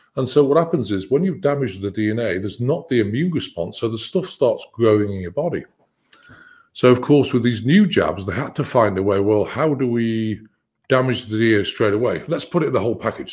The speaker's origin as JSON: {"language": "English", "country": "United Kingdom", "said": "I'm British"}